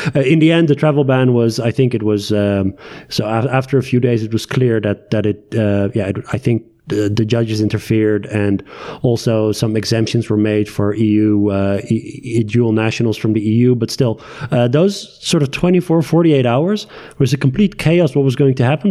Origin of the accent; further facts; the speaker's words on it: Tehran, Tehran Province, Iran; moved away; also born or lived in Netherlands; my Iranian nationality is uh, is there because I was born in Tehran.